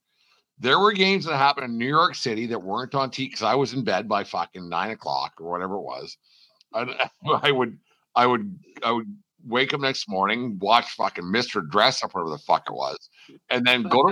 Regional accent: Fort Macleod, Alberta, Canada; I'm from Fort McLeod

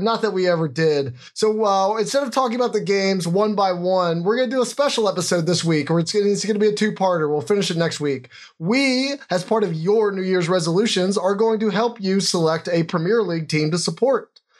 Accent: Washington, District of Columbia, United States; I was born in Washington, D.C.

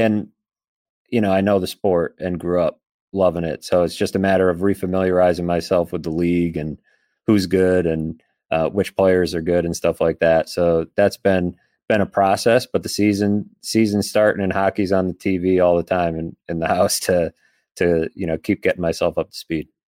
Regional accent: Boston, Massachusetts, United States; now in Buffalo, United States; I grew up playing goalie, uh, in the Boston area

